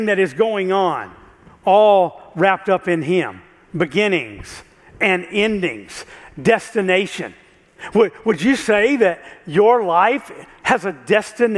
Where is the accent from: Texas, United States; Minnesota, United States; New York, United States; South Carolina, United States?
South Carolina, United States; I grew up in South Carolina, you might can tell. So we grew up about an hour and a half from Myrtle Beach.